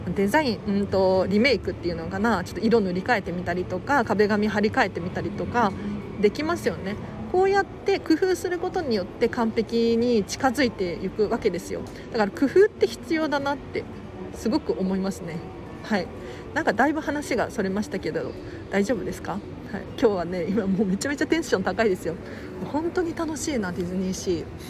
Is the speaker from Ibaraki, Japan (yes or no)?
no; Tokyo, Japan; 東京生まれ、東京育ち